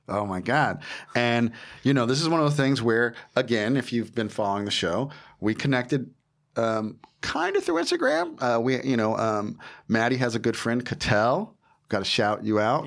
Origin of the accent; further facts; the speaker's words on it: Jersey Shore, New Jersey, United States; moved away as an adult; also born or lived in California; I'm from Jersey. I'm right? from the Jersey Shore